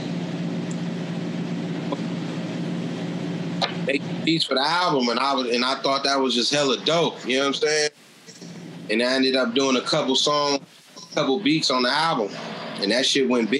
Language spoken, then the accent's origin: English; San Francisco, California, United States; I'm from Lakeview.